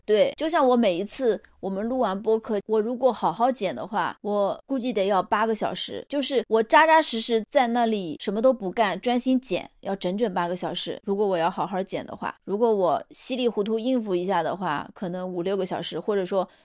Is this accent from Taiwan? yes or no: no; China; 我们中国人来说，过完农历才是真正的新的一 年